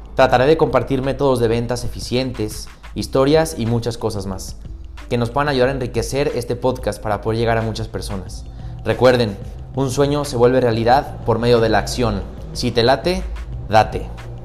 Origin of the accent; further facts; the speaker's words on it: León, Guanajuato, Mexico; soy de León, Guanajuato